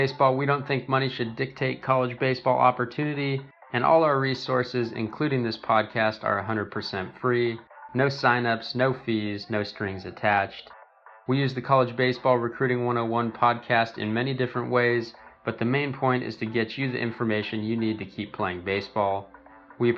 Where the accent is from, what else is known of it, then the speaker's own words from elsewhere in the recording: Davis, California, United States; I grew up in California as well, Davis